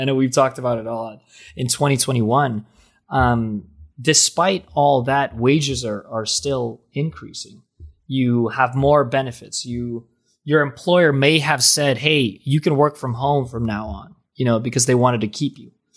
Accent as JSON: {"language": "English", "town": "Jersey City", "region": "New Jersey", "country": "United States", "said": "I'm from Jersey City."}